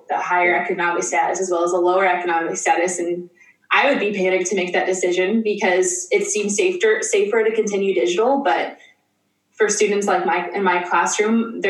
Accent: Nebraska, United States; I'm from Nebraska, where Huskers football is like a religion

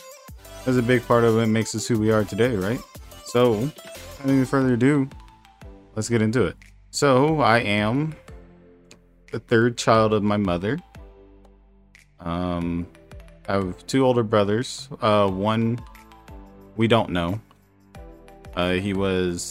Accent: Mesquite, Texas, United States; We grew up in right outside of Dallas, Texas, Mesquite, Texas.

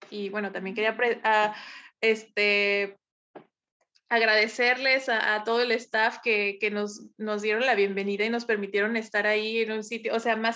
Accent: Mexico; También como mexicanos, como, o sea, nosotros escuchamos nuestra música, ¿no?

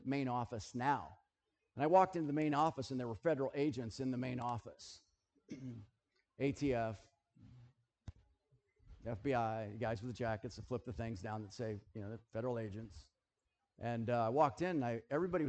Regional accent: United States; I'm American. I live in America

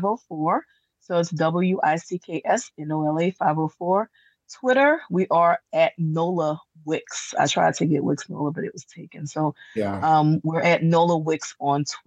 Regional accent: New Orleans, Louisiana, United States; now in Destrehan, United States; I was born in Charity Hospital, which is in New Orleans

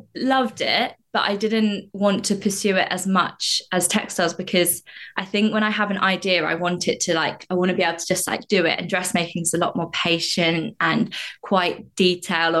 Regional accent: Staplehurst, South East England, United Kingdom; also born or lived in Stockport; grew up in a village called Staplehurst in Kent

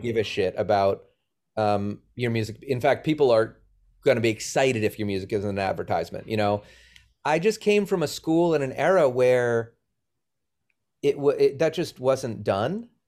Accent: Boston, Massachusetts, United States; moved away as an adult; also born or lived in Los Angeles / Sacramento; I grew up in Boston.

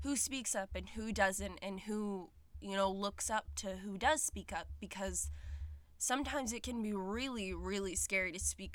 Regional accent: Ontario, Canada; I was born in Ontario, and my parents divorced from a young age, but I was always very close with my parents, my grandparents, and, we've lived in this same small town for a very long, long, long time

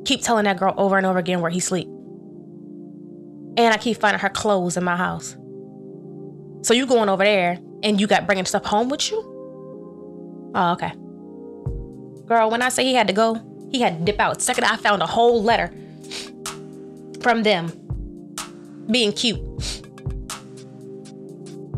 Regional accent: North Carolina, United States; moved away; I came from North Carolina.

